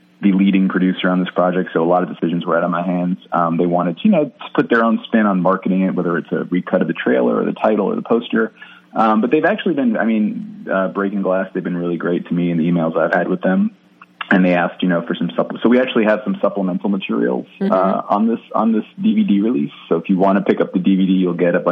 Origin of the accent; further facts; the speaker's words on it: Jersey City, New Jersey, United States; I'm from Jersey City originally, which is like right outside New York City